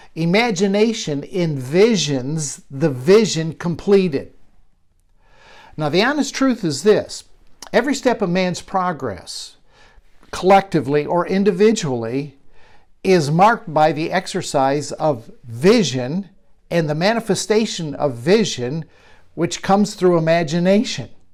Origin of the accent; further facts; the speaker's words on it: Michigan, United States; a barn, much like I grew up around in Michigan